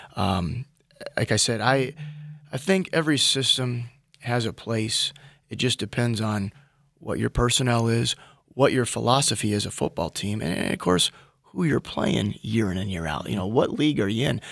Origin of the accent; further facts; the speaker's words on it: Minnesota, United States; moved away as an adult; as a Minnesotan